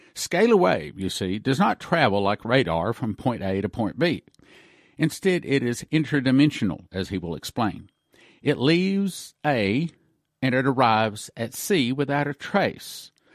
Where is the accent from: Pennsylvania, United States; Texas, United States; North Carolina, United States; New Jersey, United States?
Texas, United States; I was raised in Texas